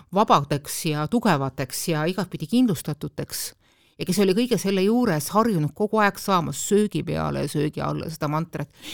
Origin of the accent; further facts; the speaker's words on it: Estonia; mina olen pärit sellest ühiskonnast, kus laps ikkagi sündis ainult emale